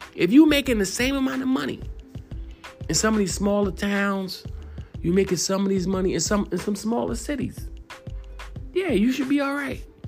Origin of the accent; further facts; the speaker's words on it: New York City, New York, United States; I'm from New York City